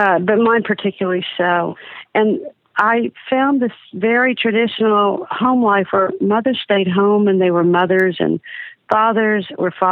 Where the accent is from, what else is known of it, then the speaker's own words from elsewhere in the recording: Dallas, Texas, United States; I was born in Dallas, Texas, to a 60s liberal Jewish secular family